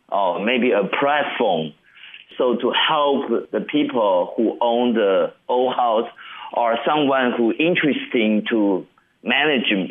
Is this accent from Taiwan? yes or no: yes; Guanxi, Hsinchu County, Taiwan; English is a second language; moved away as an adult; also born or lived in Taipei; I quit my job in Taipei and come back to my hometown, Hsinchu Guanxi here